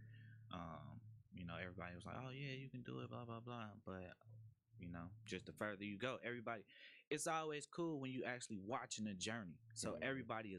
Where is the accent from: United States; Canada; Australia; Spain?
United States; Chicago, Illinois; From Chicago, Southside, Inglewood, Auburn, Gresham area